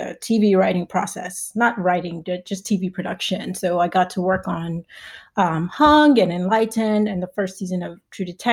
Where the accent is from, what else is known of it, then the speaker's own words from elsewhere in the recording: Nigeria; moved away; I'm Nigerian